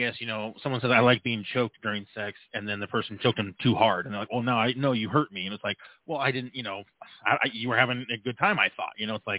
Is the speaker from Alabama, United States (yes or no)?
no; California, United States; now in Colorado, United States; I grew up in California